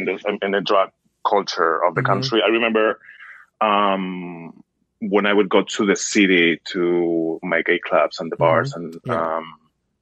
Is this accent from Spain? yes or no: yes; Madrid, Community of Madrid, Spain; moved away as an adult; I am from Spain. I was born and raised in Madrid, which is the capital.